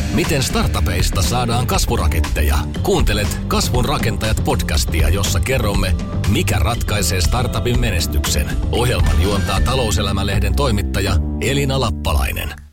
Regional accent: Finland; moved away; also born or lived in United States; mä muutin Yhdysvalloista takaisin Suomen 2006

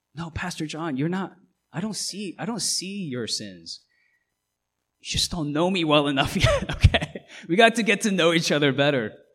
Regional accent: Seoul, South Korea; now in United States; I'm a US citizen, I wasn't born here. I was born in South Korea. I was born in Seoul

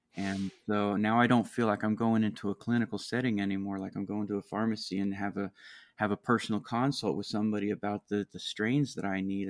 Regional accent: Maryland, United States; my home state uh, here in Maryland

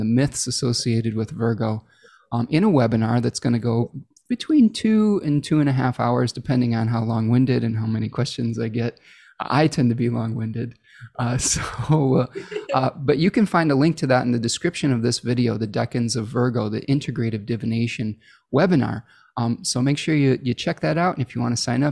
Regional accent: Michigan, United States; Michigan, my home state here

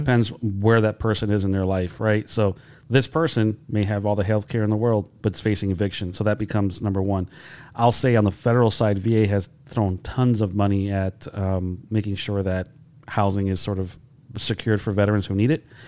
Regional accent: Holyoke, Massachusetts, United States; growing up in Holyoke

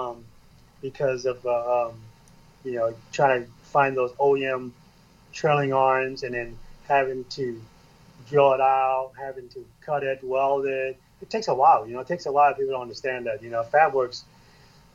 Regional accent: Southern California, United States; moved away; that's my hometown

